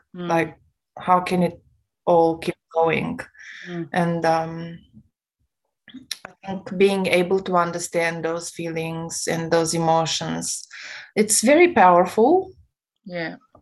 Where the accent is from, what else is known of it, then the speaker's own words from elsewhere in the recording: Romania; English is a second language; now in Australia; I come from a Romanian background